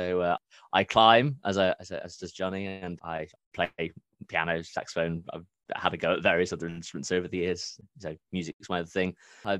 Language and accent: English; Derby, East Midlands, United Kingdom; accent: middle-class university accent; I'm originally from Derby, and I also do not have the accent. I just have a painfully middle-class university accent.